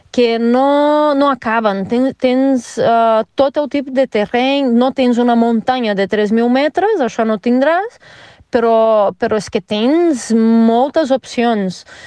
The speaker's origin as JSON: {"language": "Catalan", "region": "Rio de Janeiro", "country": "Brazil", "second_language": "Catalan", "moved": "as an adult", "lives_now": "Mollet del Vallès, Spain", "said": "jo sóc de Rio uh, i a Rio tenia una vida bastant diferent de la vida que tinc aquí"}